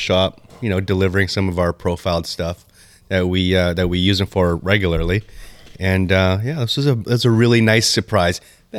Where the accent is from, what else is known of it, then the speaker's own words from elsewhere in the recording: Canada; We're Canadian.